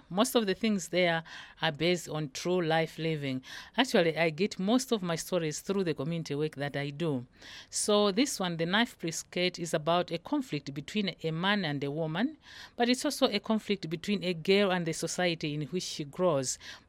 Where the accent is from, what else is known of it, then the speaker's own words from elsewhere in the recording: Malawi; from Malawi.